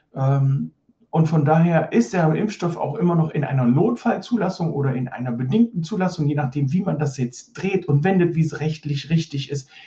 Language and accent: German; East Germany, Germany; ich bin in der DDR groß geworden